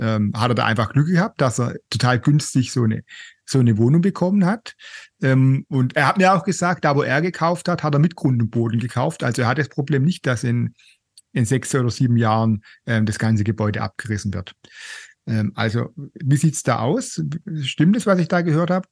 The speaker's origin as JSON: {"language": "German", "country": "Germany", "said": "bei uns in Deutschland"}